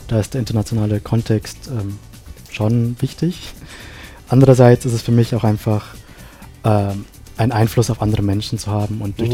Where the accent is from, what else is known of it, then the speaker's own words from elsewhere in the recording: Sri Lanka; now in Innsbruck, Austria; in meinem Heimatland Sri Lanka